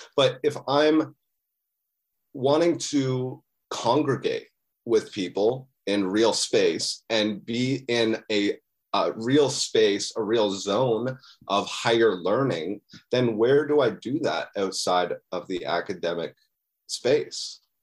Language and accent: English; Muskoka, Ontario, Canada; moved away as an adult; also born or lived in Ottawa; now in Toronto, Canada; I'm from, uh, Ontario, Canada. I, um, I was born in Muskoka